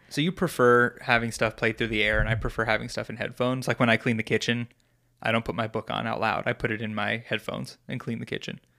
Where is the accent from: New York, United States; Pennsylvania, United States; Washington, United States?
New York, United States; I'm from New York